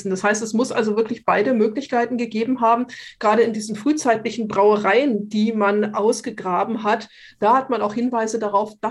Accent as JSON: {"language": "German", "town": "Munich", "region": "Bavaria", "country": "Germany", "said": "was uns ein wenig, ähm, würde ich sagen, geschockt hat als Münchner"}